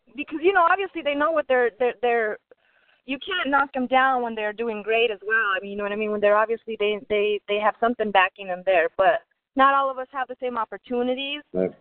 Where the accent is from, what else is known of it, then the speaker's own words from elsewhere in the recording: Albuquerque, New Mexico, United States; my people in Albuquerque, Bombay Records, always uh, you know, showing support. Um, that's my hometown